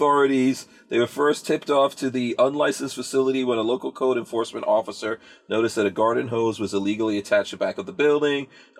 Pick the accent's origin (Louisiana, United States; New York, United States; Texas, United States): New York, United States; moved away; also born or lived in Guyana; I remember growing up in New York